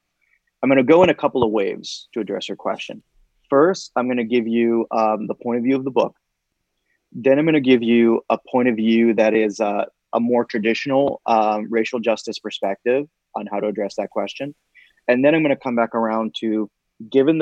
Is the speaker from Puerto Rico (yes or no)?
yes; Puerto Rico; now in United States; when I was growing up in Puerto Rico